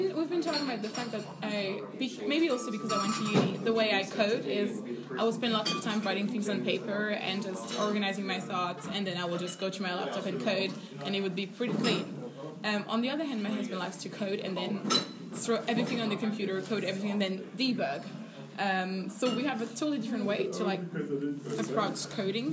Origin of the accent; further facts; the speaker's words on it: France; now in Denmark; I live in Denmark, but I'm originally from France.